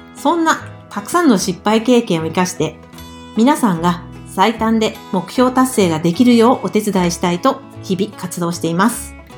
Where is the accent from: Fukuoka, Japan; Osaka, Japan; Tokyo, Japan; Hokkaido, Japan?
Fukuoka, Japan; 福岡県出身です。